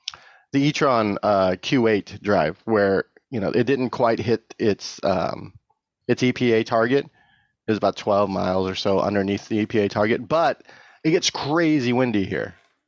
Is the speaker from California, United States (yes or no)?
yes; California, United States; because I am from the Bay Area, and if it's 60 degrees and overcast most of the time.